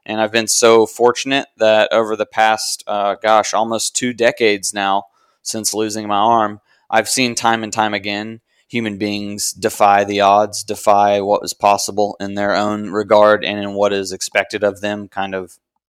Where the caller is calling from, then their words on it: Raleigh, North Carolina, United States; I'm coming from Raleigh, North Carolina.